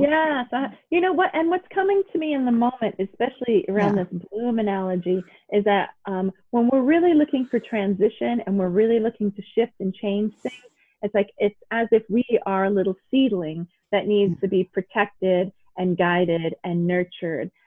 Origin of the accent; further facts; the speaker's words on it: New York City, New York, United States; I grew up in New York City